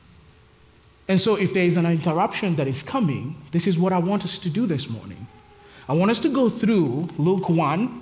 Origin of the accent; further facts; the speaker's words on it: Kenya; moved away as an adult; also born or lived in Nairobi / Texas; now in Charlotte, United States; I'm from Kenya, and back in Kenya, I used to work for FM radio and a little bit of TV